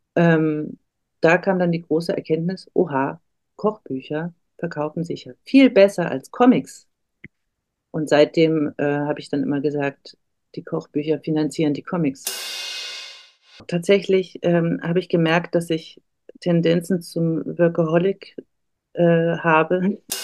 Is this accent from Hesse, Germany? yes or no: no; Erlangen, Bavaria, Germany; moved away as an adult; also born or lived in Nuremberg; now in Berlin, Germany; ich bin in Erlangen geboren